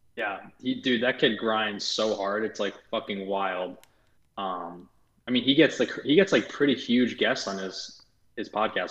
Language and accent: English; outside of New York, United States; moved away as an adult; also born or lived in Los Angeles, United States; growing up outside of New York, having been there my whole life